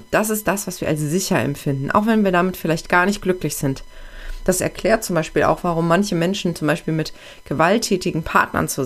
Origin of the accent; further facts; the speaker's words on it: Aachen, North Rhine-Westphalia, Germany; ich verlasse jetzt meine Heimat, meine Heimatstadt Aachen, wo ich eigentlich immer gelebt habe. Ich war zwar viel im Ausland unterwegs, aber immer nur für eine begrenzte Zeit.